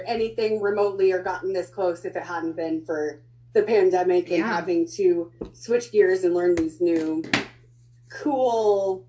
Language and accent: English; Iowa, United States; I'm from Iowa, the little corn state in the middle.